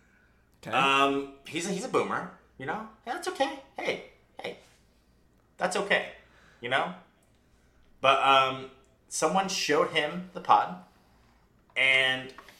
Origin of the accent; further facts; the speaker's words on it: West Virginia, United States; We're from West Virginia.